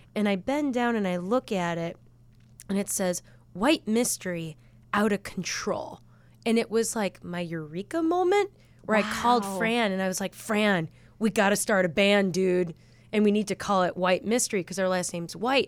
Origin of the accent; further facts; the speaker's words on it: Chicago, Illinois, United States; we grew up in West Rogers Park